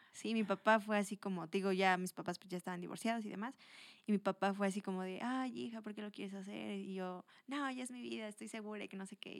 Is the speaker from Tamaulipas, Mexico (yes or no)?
no; Toluca, State of Mexico, Mexico; also born or lived in Atlacomulco; soy de aquí, de Toluca